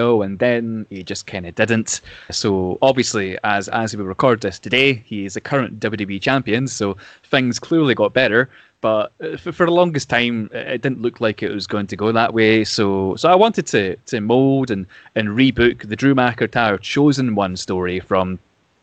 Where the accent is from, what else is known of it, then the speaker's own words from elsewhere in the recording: Scotland, United Kingdom; I am also from Scotland